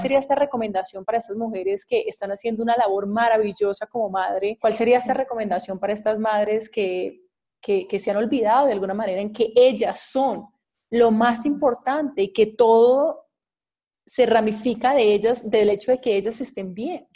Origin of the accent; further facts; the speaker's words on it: Cali, Valle del Cauca, Colombia; moved away; estuve este fin de semana en mi tierra, en Cali, estuve con mi madre